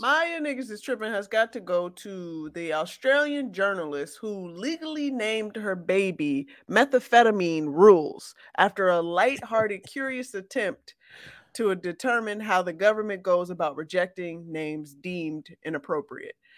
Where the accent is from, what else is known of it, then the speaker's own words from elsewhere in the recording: Chicago, Illinois, United States; I'm from Chicago